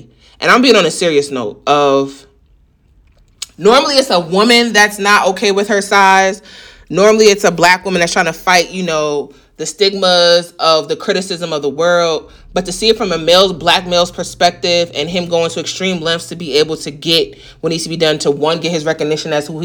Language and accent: English; New York, United States; I'm a New Yorker